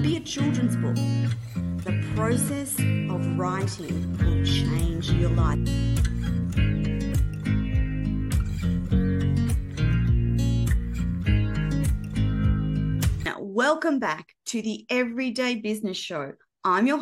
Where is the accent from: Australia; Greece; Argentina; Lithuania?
Australia; as an Australian